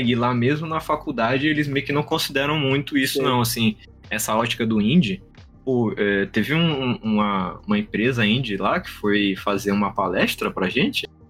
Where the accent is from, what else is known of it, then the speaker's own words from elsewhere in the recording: São Luís, Maranhão, Brazil; eu sou um dev do Maranhão, nós somos aqui de São Luís, Maranhão